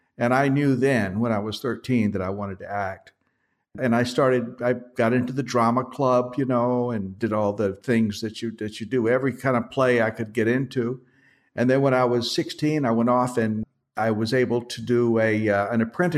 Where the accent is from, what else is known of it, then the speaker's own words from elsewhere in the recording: Atlanta, Georgia, United States; born there; also born or lived in Washington, D.C. / New York; I was born in Georgia. I was born in Atlanta, Georgia. And my family moved around the South and migrated finally up to Washington, D.C. And from there, I went to New York.